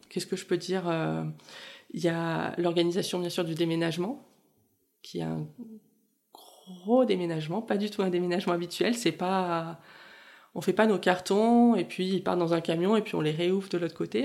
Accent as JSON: {"language": "French", "town": "Toulon", "region": "Provence-Alpes-Côte d'Azur", "country": "France", "moved": "as an adult", "lives_now": "Montreal, Canada", "said": "je suis originaire de la région de Toulon"}